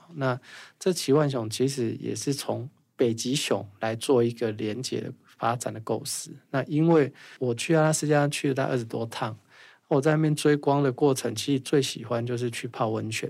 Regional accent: Nanfang'ao, Yilan County, Taiwan; 我又在南方澳，所以其实我童年某一个程度是痛苦的，因为我会从空气中或任何地方都有鱼的味道

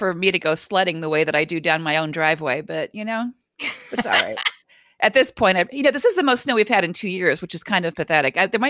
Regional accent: Cleveland, Ohio, United States; You're from Boston. I'm from Cleveland. This is not snow. This is a dusting.

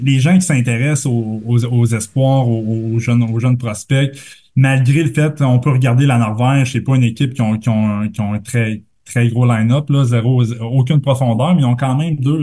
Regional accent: Quebec, Canada; je viens du Lac-Saint-Jean

